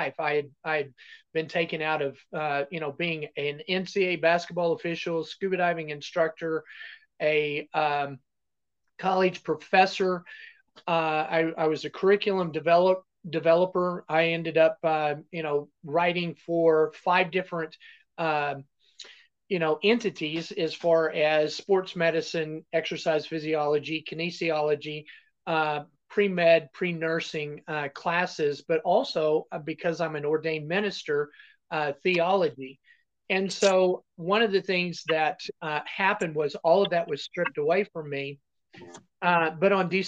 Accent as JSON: {"language": "English", "region": "Texas Panhandle", "country": "United States", "tie": "born or raised there", "said": "I was originally born and raised in Texas Panhandle, grew up in Texas"}